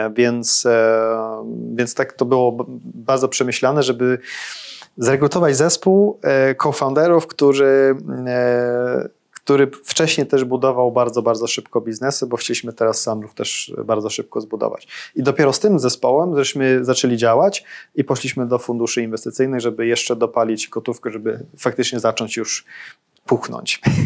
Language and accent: Polish; Sweden; now in Poland; dorastałem w Szwecji